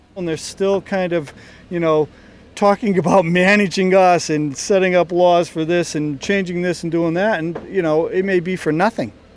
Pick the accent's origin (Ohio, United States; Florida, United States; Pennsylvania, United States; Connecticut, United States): Connecticut, United States; now in Chatham, United States; I grew up in Connecticut